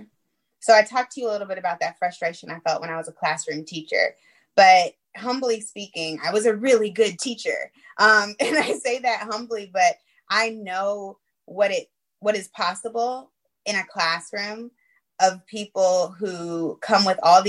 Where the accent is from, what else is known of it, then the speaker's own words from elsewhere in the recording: Clayton County, Georgia, United States; also born or lived in New Orleans; moved back to my hometown here in Clayton County